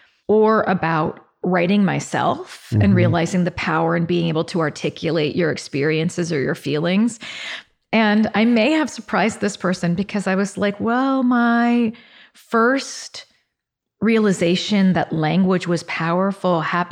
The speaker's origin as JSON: {"language": "English", "town": "Westerville", "region": "Ohio", "country": "United States", "tie": "born or raised there", "also_born_or_lived": "Columbus", "said": "Yeah, I grew up in Westerville, Ohio. I was born in Columbus. We moved to Westerville when I was starting first grade."}